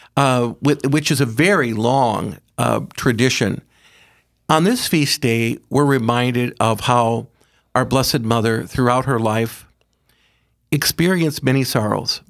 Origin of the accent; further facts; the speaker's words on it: Aberdeen, South Dakota, United States; I grew up in Aberdeen with my mother and dad